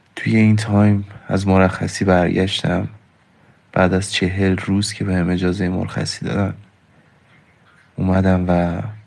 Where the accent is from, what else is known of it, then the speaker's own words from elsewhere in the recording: Isfahan, Iran; منو از شهر خودم دورم کردن و فکر میکردم میفتم اصفهان دو شهر خودم پیش خونوادم